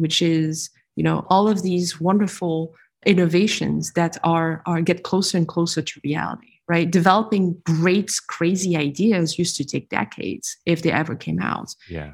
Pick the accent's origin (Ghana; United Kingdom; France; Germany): France; moved away as an adult; also born or lived in New York / Texas / California; now in San Francisco, United States; I'm a French Vietnamese individual who was born and raised in France, partially educated there. And then I moved to the US. How old was I? 23